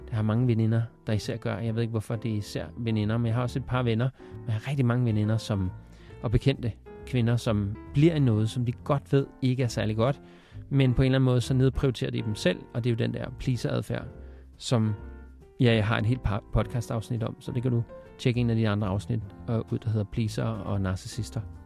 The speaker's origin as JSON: {"language": "Danish", "country": "Denmark", "tie": "born or raised there", "said": "jeg er vokset op i Danmark"}